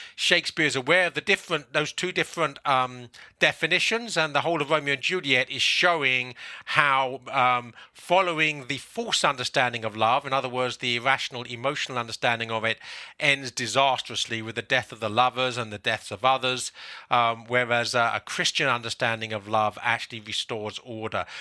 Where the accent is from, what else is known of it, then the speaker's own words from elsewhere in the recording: London, United Kingdom; moved away as an adult; now in South Carolina, United States; I'm now living in the United States in South Carolina, I was born in England, in London.